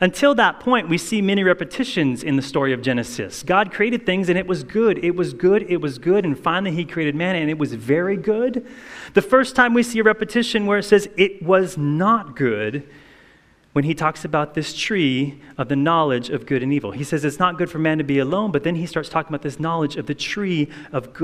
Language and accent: English; Hawaii, United States; I grew up in Hawaii